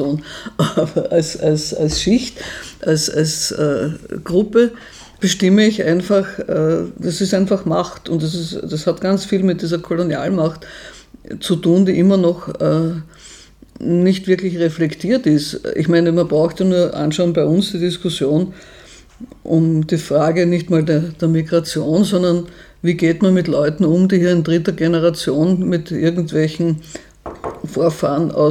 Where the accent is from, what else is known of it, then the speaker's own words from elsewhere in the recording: Vienna, Austria; Bei mir nimmt man automatisch an, ich bin aus Wien, stimmt auch, ich bin aus Wien. Ähm, ich habe einen österreichischen Reisepass, ich spreche entsprechend.